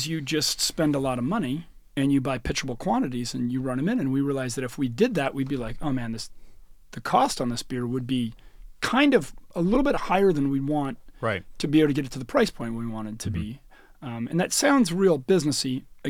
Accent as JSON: {"language": "English", "country": "United States", "said": "I do. Because I'm American."}